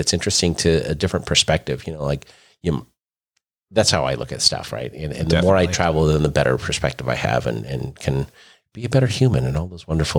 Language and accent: English; Santee, California, United States; I'm like, oh yeah, I'm from Santee.